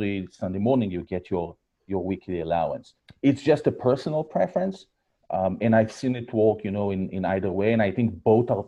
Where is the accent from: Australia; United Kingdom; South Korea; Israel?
Israel; moved away as an adult; you can hear from my accent. I was born and raised in Israel. I'm here for about 15 years, followed my wife